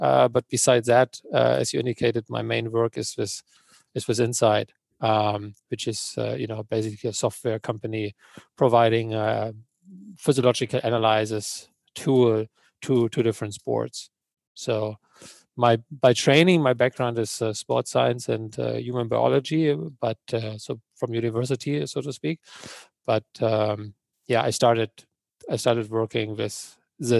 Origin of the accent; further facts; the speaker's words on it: Germany; moved away as an adult; now in Switzerland; I was born in Germany. I live in Switzerland